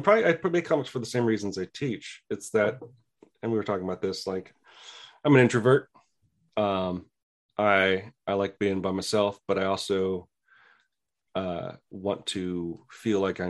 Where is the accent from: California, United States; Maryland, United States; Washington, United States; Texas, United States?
California, United States; San Luis Obispo; I grew up in a place called San Luis Obispo, middle point between San Francisco and LA.